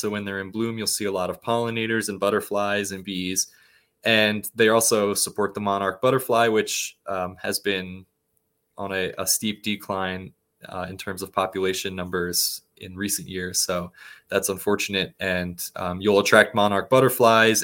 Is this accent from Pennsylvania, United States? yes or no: yes; Plymouth Meeting, Pennsylvania, United States; where I grew up in the Plymouth Meeting area